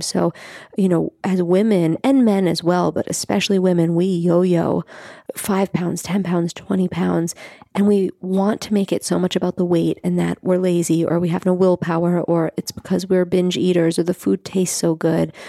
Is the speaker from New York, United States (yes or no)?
yes; New York City, New York, United States; I grew up in Staten Island